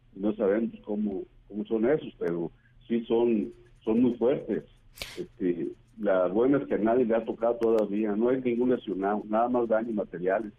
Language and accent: Spanish; La Ruana, Michoacán, Mexico; ahí en mi pueblo